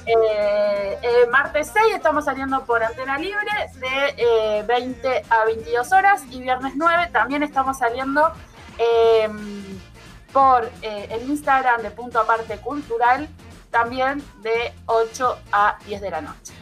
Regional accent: Argentina; como los argentinos

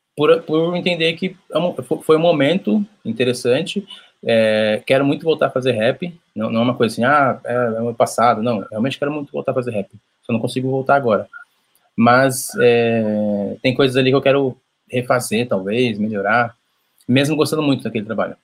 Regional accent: São Paulo, Brazil; sou de São Paulo, zona norte de São Paulo, Brasilândia

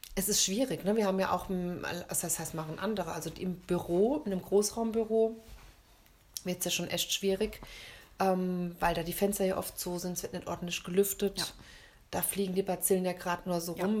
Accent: Germany; bei uns in Deutschland

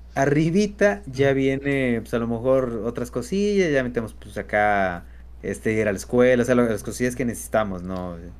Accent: Mexico; somos mexicanos

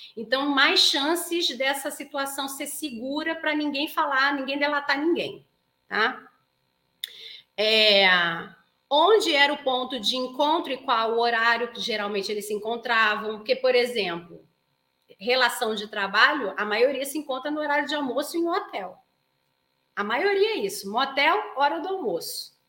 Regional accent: Rio de Janeiro, Brazil; moved away; como se fala lá na minha terra, no Rio de Janeiro

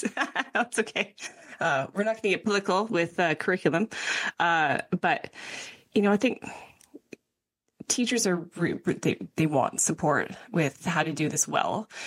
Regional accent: Canmore, Alberta, Canada; I grew up in Canmore

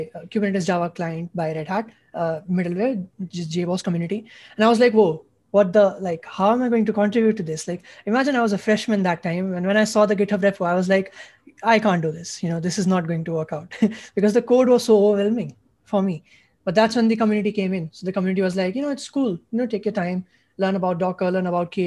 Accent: India; I'm a junior from India.

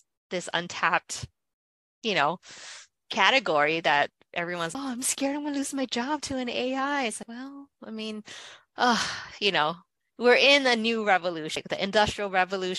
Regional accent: Hawaii, United States; I'm from Hawaii

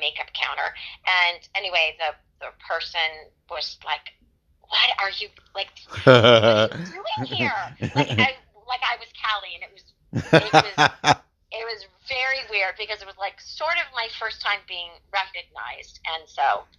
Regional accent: the South, United States; accent: Southern; Having an English accent and then mastering an American accent is way more impressive than my Southern accent.

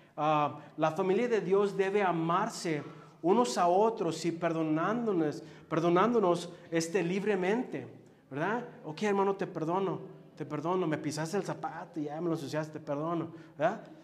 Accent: Los Angeles, California, United States; Yo crecí en Los Ángeles, allá en lo mero bueno

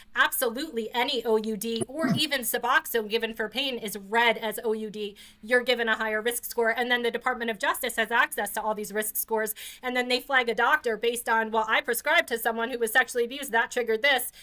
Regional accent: New Jersey, United States; I grew up in New Jersey. My parents are from the Bronx

